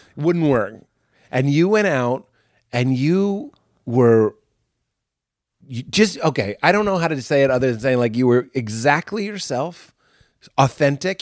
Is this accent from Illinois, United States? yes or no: no; Boston, Massachusetts, United States; we're from Boston, so it was just, like, so cool to be Irish